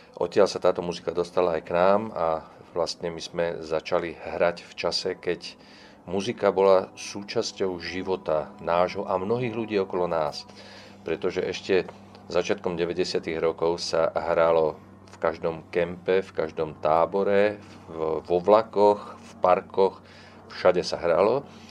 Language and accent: Slovak; Bratislava, Bratislava Region, Slovakia; first language Czech; Ja som sa narodil v Bratislave, pretože môj otec tam